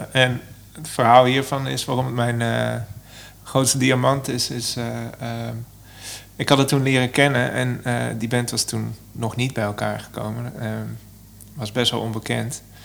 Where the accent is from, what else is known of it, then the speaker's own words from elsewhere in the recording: Son en Breugel, North Brabant, Netherlands; also born or lived in Eindhoven; now in Amsterdam, Netherlands; ik kom oorspronkelijk uit Zon